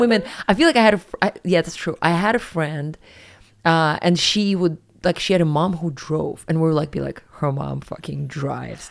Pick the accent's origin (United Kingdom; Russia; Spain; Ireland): Russia; Siberia; moved away as an adult; also born or lived in New York; I'm from Siberia